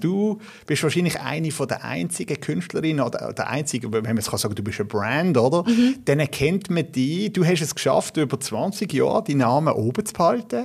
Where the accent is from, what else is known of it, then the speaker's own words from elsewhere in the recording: Basel, Basel-Stadt, Switzerland; ich bin in Basel aufgewachsen